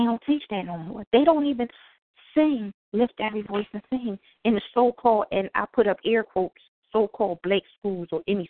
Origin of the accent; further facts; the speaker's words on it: Philadelphia, Pennsylvania, United States; moved away as an adult; now in Raleigh, United States; I was born and raised in North Philadelphia, went to public schools in North Philadelphia